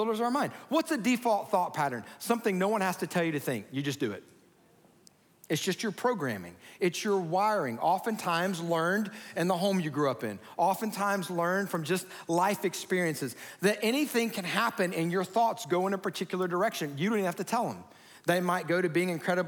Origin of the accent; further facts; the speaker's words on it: Georgia, United States; as a kid growing up in Georgia